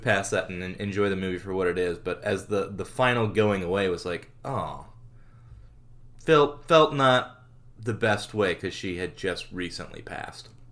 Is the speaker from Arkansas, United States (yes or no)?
yes; Arkansas, United States; moved away as an adult; also born or lived in Hicksville, New York; I'm from Arkansas